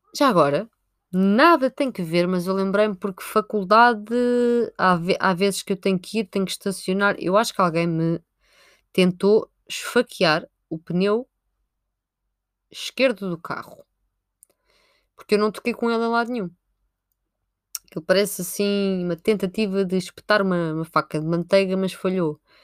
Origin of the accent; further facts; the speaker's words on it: Sintra, Lisbon, Portugal; Eu sou de Sintra